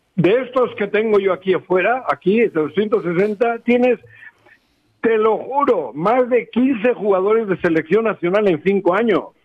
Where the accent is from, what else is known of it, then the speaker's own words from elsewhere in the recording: Bilbao, Basque Country, Spain; accent: Spanish; now in Mexico; Yo vengo de Bilbao